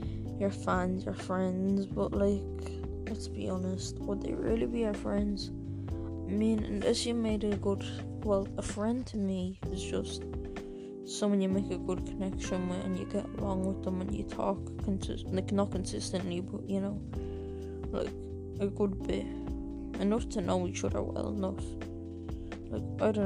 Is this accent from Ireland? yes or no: yes; Ireland; I'm from Ireland, I am 13